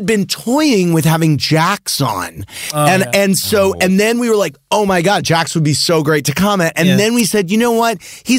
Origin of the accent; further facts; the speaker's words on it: St. Louis, Missouri, United States; Sandoval's from St. Louis, my hometown.